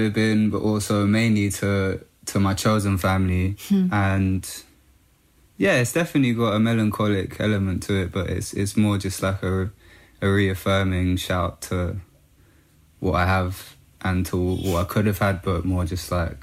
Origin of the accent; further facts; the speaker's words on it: London, United Kingdom; In Northwest London, in Camden, Kentish Town.